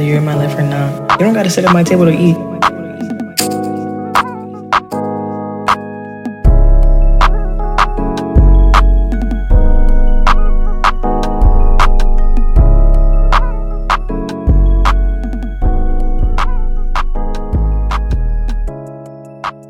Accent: Long Island, New York, United States; We are real Long Islanders

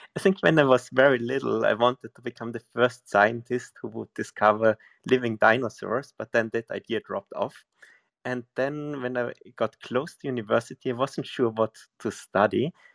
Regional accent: near Salzburg, Austria; I'm from Austria

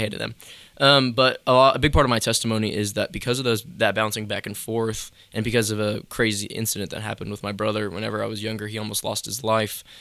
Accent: between Charlotte and Greensboro, North Carolina, United States; also born or lived in near Raleigh, North Carolina / Liberty University, Virginia; between Charlotte and Greensboro, kinda like that mid split is where I, like, grew up and was born and raised.

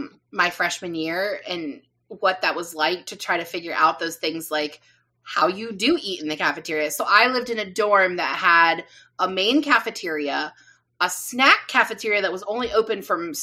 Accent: Midwest, United States; I'm from the Midwest, so we know our ranch dressings.

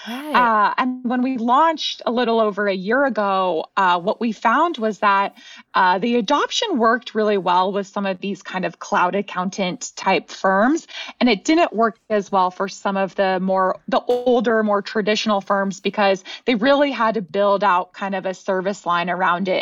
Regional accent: California, United States; moved away as an adult; now in Austin, United States; I'm from California

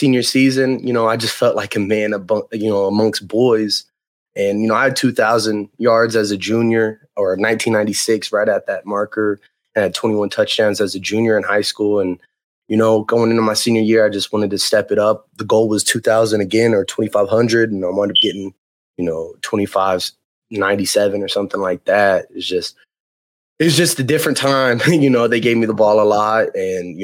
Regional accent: Sand Springs, Oklahoma, United States; I come from Sand Springs, Oklahoma. I wrestled at Sand Springs. I played football at Sand Springs, ran track.

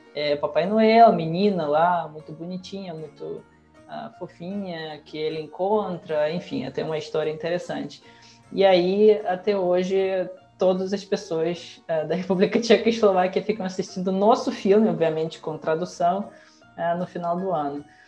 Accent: Russia; Portuguese is a second language; now in Brazil; na Rússia, em geral, a gente não tem a ah, cultura de legendar os filmes

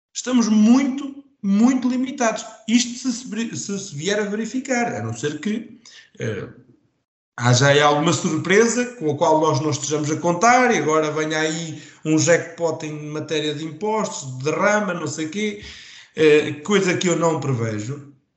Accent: Vagos, Centro, Portugal

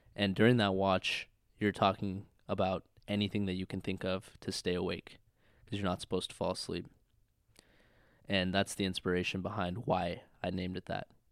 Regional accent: Redmond, Washington, United States; moved away as an adult; I'm from Redmond, Washington, born and raised

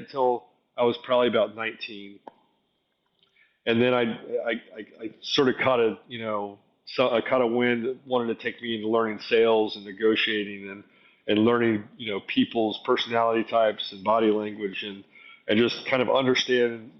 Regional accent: South Florida, United States; moved away as an adult; now in Atlanta, United States; we moved to South Florida as a child, and I grew up in distressed neighborhoods.

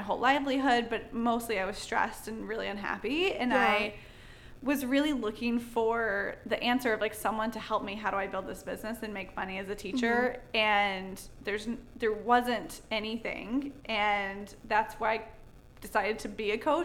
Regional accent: North Carolina, United States; now in Charleston, United States; I grew up in North Carolina

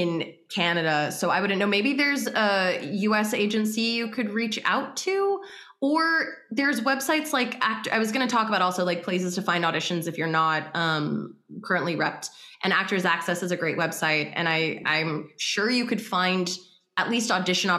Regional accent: United States; I'm American

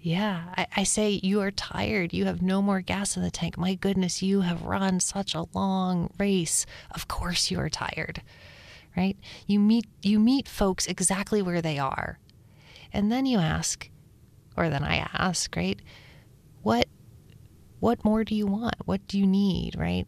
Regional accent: Upper Appalachia, United States; We grew up in Upper Appalachia, up south

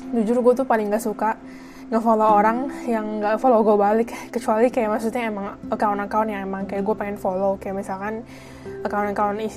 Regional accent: Jakarta, Indonesia; terus anak Indonya tuh nggak cuma dari Jakarta doang gue kan dari Jakarta

